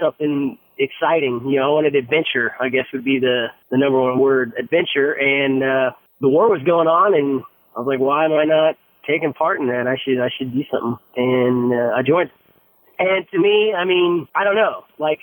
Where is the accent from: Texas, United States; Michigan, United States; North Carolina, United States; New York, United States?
Texas, United States; Dallas; I'm from Texas, but I'm from big city Texas.